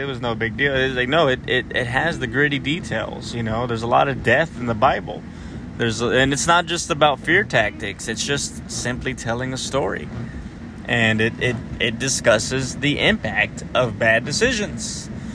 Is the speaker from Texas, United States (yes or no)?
yes; South Texas, United States; I know South Texas